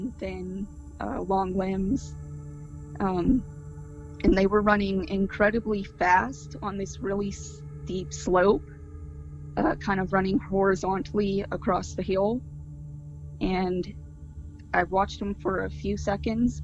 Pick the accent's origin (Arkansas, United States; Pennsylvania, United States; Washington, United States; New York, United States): Pennsylvania, United States; I'm from Pennsylvania